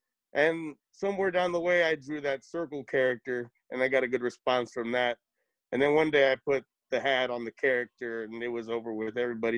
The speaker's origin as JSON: {"language": "English", "region": "South Texas", "country": "United States", "tie": "born or raised there", "lives_now": "Austin, United States", "said": "I grew up in South Texas along the border, which is extremely different than Austin."}